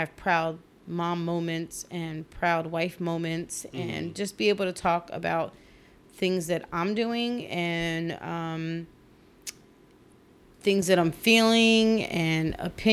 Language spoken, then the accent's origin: English; Trenton, New Jersey, United States; both Chris and I grew up in Trenton, New Jersey, which is where we're from